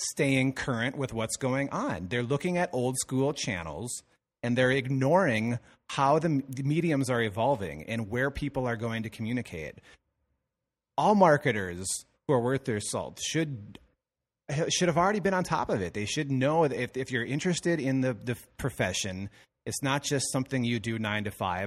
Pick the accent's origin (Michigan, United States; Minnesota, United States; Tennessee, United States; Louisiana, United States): Minnesota, United States; Madison; my hometown, where Madison, Minnesota, where I grew up